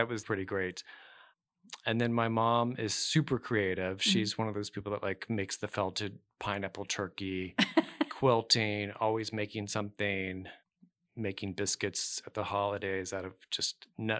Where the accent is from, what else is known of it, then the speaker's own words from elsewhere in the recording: Dallas, Texas, United States; Grew up in Dallas.